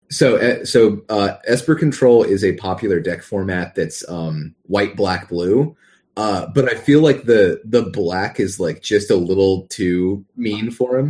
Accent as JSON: {"language": "English", "region": "the South", "country": "United States", "tie": "born or raised there", "accent": "Southern", "said": "growing up in the South, doing a Southern accent is very easy"}